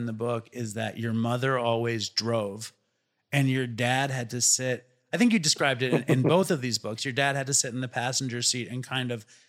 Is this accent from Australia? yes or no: no; New York City, New York, United States; I'm from Manhattan.